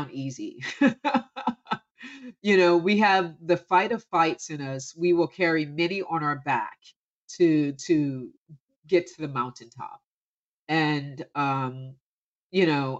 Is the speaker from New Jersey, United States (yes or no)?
yes; Camden, New Jersey, United States; growing up from Camden, New Jersey